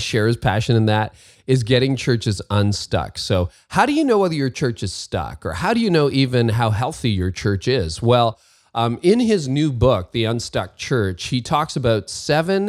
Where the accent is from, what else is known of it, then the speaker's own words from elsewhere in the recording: Windsor, Ontario, Canada; And I grew up in Windsor, Ontario